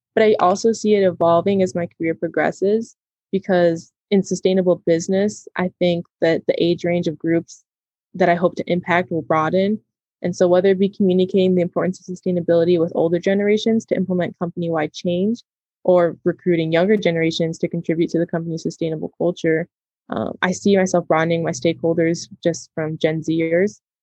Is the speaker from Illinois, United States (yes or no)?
yes; Chicago, Illinois, United States; also born or lived in Madison, Wisconsin; I was born and raised in the Chicagoland area, and I'm a second generation Mexican American